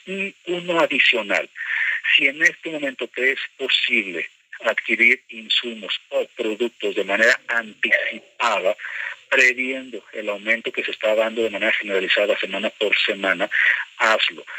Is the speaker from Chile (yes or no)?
no; Mexico; a mí como mexicano